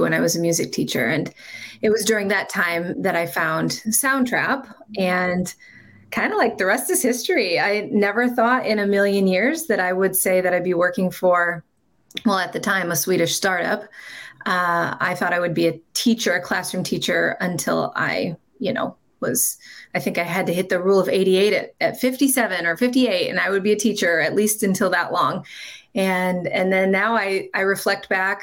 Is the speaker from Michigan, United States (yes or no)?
no; Iowa, United States; moved away as an adult; also born or lived in South Dakota; now in Minnesota, United States; I was born and bred in Iowa